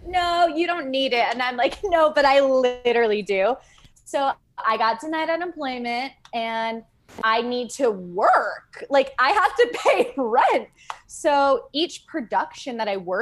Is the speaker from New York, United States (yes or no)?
yes; East Hampton, New York, United States; moved away as an adult; also born or lived in Los Angeles; I'm originally from East Hampton, New York